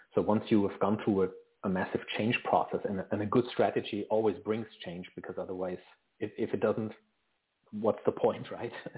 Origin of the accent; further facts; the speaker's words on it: Germany; now in Vancouver, Canada; I actually live in Vancouver, um, British Columbia, in Canada, but I'm originally from Germany